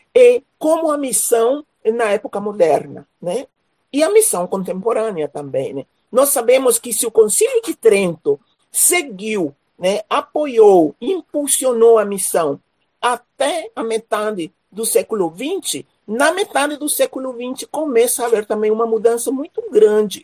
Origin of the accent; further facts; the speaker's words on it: Paraguay; moved away as an adult; also born or lived in Recife, Brazil / Rio de Janeiro, Brazil / São Leopoldo, Brazil / Dourados, Mato Grosso do Sul, Brazil; now in Mato Grosso do Sul, Brazil; moro em Mato Grosso do Sul, sou nascida no Paraguai, vim para o Brasil para estudar